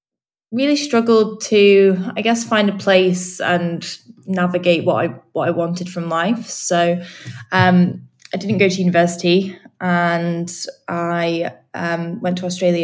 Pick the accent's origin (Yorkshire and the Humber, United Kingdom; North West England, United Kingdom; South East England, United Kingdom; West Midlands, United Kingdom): North West England, United Kingdom; Manchester; moved away as an adult; now in London, United Kingdom; I'm from Manchester. Up north.